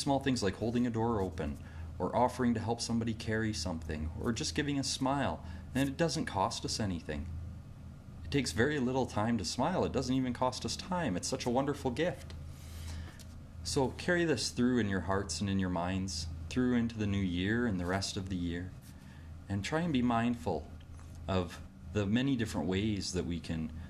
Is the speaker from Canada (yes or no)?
yes; Canada; Here in my home country of Canada